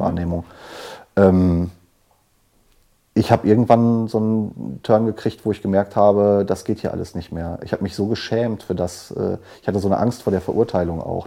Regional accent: Dortmund, North Rhine-Westphalia, Germany; ich habe ja sogar in meiner Heimatstadt im Knast gesessen

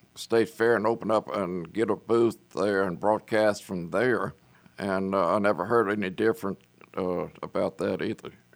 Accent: Lake Charles, Louisiana, United States; now in Dallas, United States; I'm from Southwest Louisiana, a little place called Lake Charles, Louisiana

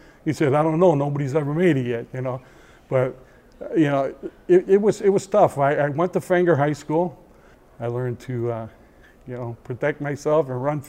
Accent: Chicago, Illinois, United States; born or raised there; moved away as an adult

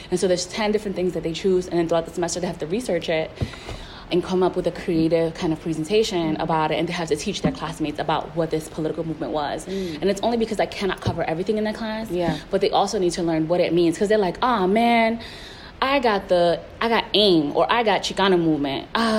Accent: Puerto Rico; I was coming from the East Coast, and I was like, Puerto Ricans are the most oppressed people on the planet. Nobody understands our struggle, right?

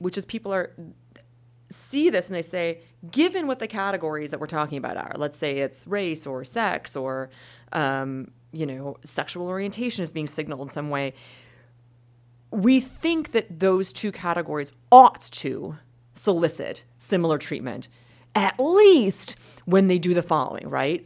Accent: Wisconsin, United States; I'm from Wisconsin

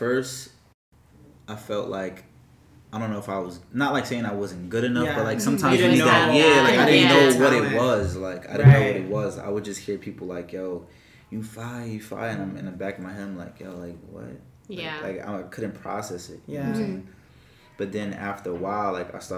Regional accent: Freeport, New York, United States; I'm from Freeport, New York, a little city. Well, not really little, but it's in Long Island

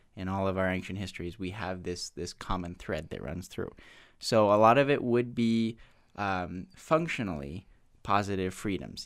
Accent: United States; as an American white male

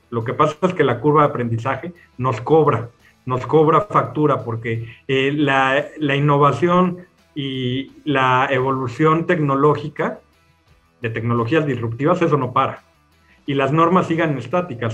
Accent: Mexico; hemos vivido eh, o tratado de responder en México por muchos años

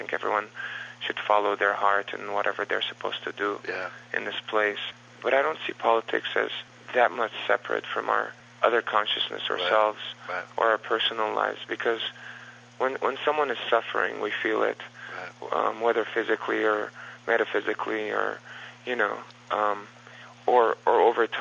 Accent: Los Angeles, California, United States; growing up in Los Angeles

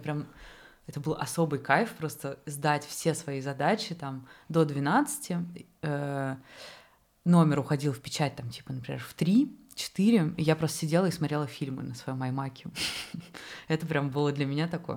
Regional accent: Moscow, Russia; я сама, например, москвичка

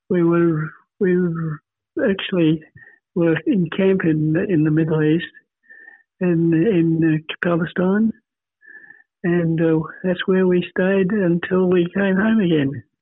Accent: Australia; moved away as an adult; my upbringing was on the farm right from the day I was born. I was born in Matawa. Uh, that's a local town, and and lived until uh, I moved here to, to, to the city.

